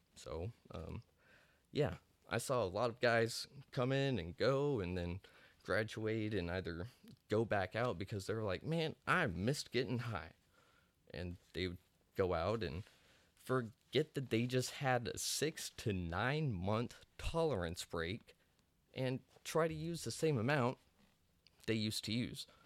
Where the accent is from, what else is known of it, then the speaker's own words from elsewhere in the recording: Amarillo, Texas, United States; moved away as an adult; also born or lived in South Dallas; I'm actually from Amarillo, Texas, a little panhandle boy